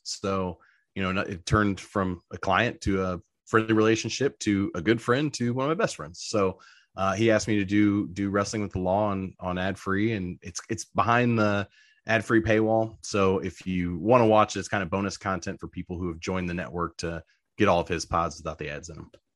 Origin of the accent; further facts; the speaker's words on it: Southern Indiana, United States; Growing up in Southern Indiana